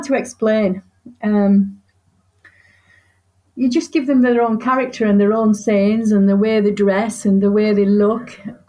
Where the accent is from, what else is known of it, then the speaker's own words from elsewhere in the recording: Yorkshire and the Humber, United Kingdom; I'm from Yorkshire and I tend to write as a Yorkshire woman